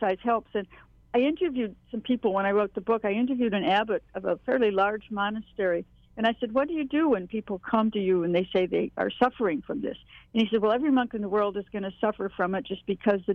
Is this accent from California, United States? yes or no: no; Hawaii, United States; moved away; also born or lived in Dakotas; I grew up in Hawaii